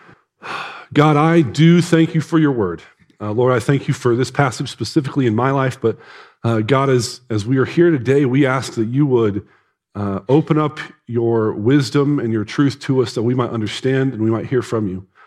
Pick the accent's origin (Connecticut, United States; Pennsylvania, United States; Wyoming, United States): Wyoming, United States; Casper; I'm from Casper.